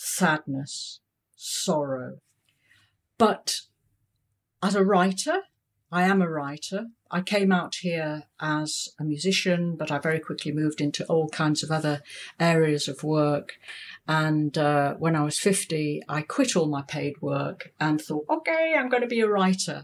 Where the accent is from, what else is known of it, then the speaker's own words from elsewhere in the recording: United Kingdom; moved away as an adult; now in Hong Kong; I'm British